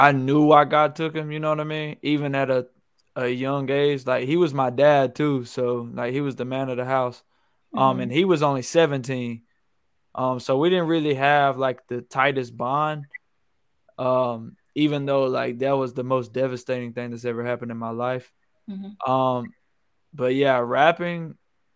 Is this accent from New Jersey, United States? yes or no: no; Fulton, Mississippi, United States; also born or lived in Columbus, Georgia; I'm from Fulton, Mississippi, and I live here now